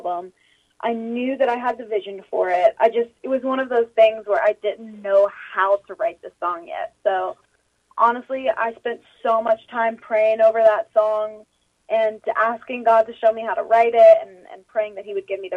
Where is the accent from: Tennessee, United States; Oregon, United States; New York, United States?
Tennessee, United States; Nashville; born or raised there